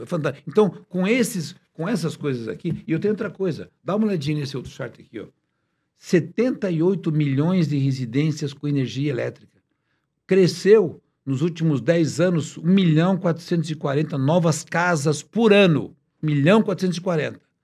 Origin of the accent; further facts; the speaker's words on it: Paraná, Brazil; nasci no Paraná, uma cidade pequena de 20 mil habitantes